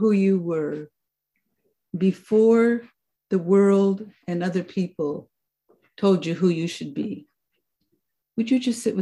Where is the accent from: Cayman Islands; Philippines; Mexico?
Mexico; also born or lived in Vancouver, Washington, United States; I was born in Vancouver, Washington, just across the river. And for the first years of my childhood, um, lived in that community. We moved far away from Vancouver, and I grew up the latter part of my childhood in Mexico.